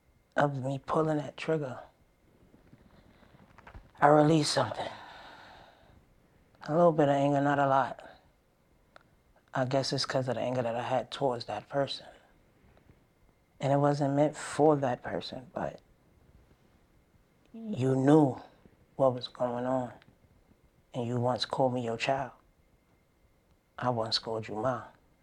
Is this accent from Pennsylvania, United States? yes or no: no; Brooklyn, New York, United States; I'm from Brooklyn, Bed-Stuy.